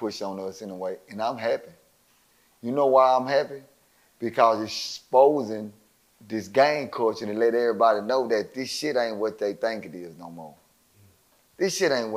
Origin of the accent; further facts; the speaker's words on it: Dallas, Texas, United States; I'm from Dallas